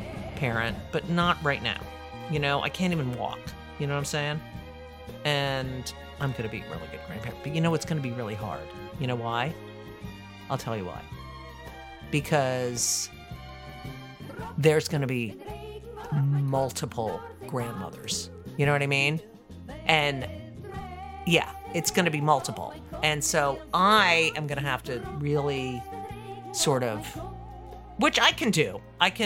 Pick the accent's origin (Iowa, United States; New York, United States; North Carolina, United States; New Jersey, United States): New Jersey, United States; in New Jersey. And that's my home state.